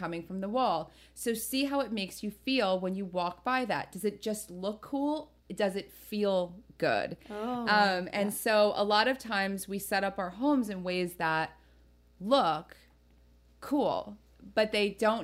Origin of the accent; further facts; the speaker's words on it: New Jersey, United States; I'm from Jersey, so I grew up with like everyone having plastic on their couches